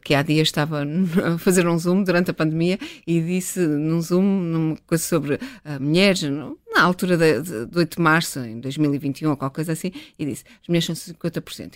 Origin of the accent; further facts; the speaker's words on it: Northern Portugal, Portugal; also born or lived in England; eu sou portuguesa, sou do norte de Portugal, em que toda a gente se mete na vida de toda a gente